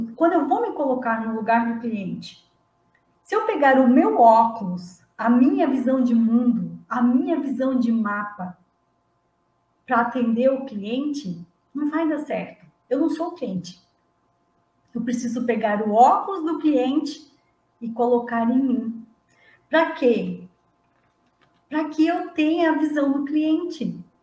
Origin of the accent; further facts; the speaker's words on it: Santa Catarina, Brazil; Não sou gaúcha, eu sou de Santa Catarina mas está ali pertinho